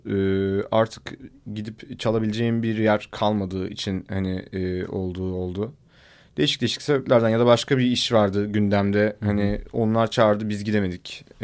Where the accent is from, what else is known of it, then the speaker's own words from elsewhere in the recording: Ankara, Turkey; moved away; also born or lived in Istanbul; Tabii ben Ankara'da doğdum büyüdüm zaten.